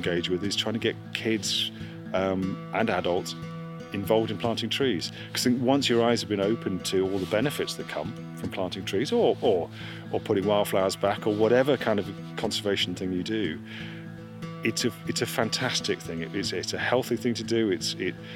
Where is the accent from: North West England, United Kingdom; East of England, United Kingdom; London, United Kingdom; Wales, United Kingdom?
East of England, United Kingdom; Suffolk; moved away; I was born and brought up in Suffolk